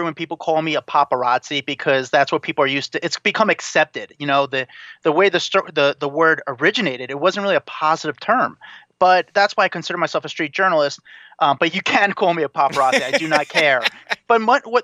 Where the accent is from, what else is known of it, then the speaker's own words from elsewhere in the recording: New Jersey, United States; I'm a nobody from Jersey